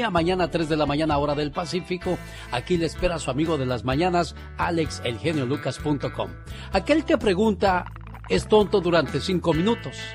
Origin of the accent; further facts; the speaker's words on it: Hidalgo, Mexico; moved away; Un día salí de Hidalgo, pero oh. Hidalgo nunca salió de mí.